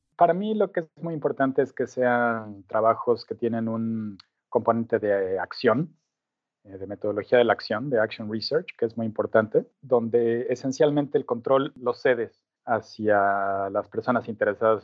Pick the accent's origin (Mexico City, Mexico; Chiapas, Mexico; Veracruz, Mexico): Mexico City, Mexico; moved away as an adult; now in Auckland, New Zealand; Soy originalmente de México, de la Ciudad de México